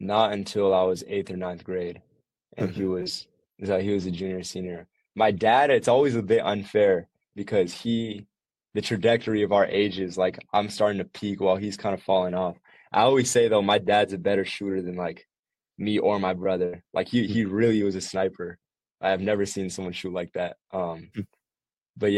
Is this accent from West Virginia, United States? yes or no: no; Chicago, Illinois, United States; I was born in Chicago